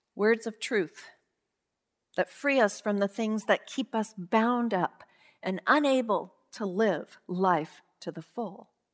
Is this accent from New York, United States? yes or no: no; Yakima Valley, Washington, United States; when I was growing up in the Yakima Valley, around a lot of vines and fruit and farmers